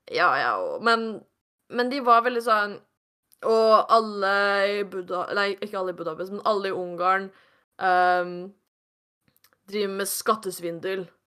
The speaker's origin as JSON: {"language": "Norwegian", "country": "Norway", "said": "jeg kommer fra Norge"}